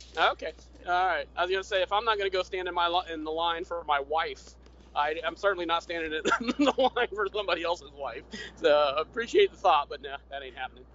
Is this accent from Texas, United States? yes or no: no; the South, Florida, United States; I grew up in the South